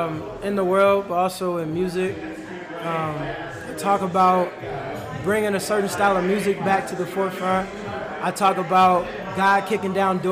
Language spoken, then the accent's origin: English; Bloomington, Illinois, United States; I'm born and raised in Bloomington.